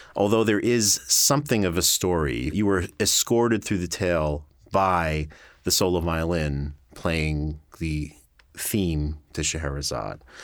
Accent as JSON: {"language": "English", "town": "Great Neck", "region": "New York", "country": "United States", "tie": "born or raised there", "said": "I'm from New York. I grew up on Long Island in a town called Great Neck"}